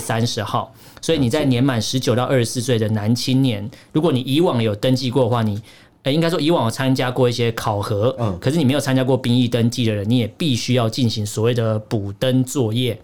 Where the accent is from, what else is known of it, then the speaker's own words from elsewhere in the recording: Taiwan; 我一个台湾人